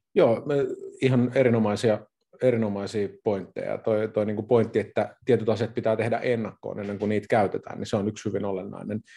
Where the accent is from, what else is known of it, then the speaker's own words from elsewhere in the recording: Kotka, Kymenlaakso, Finland; Minä tuun Kotkasta. Eli kotkalainen, kotkalainen yrittäjä